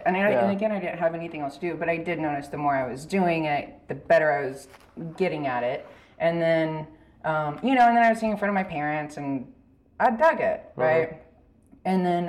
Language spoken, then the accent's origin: English; Dublin, Texas, United States; So I grew up in Dublin, Texas.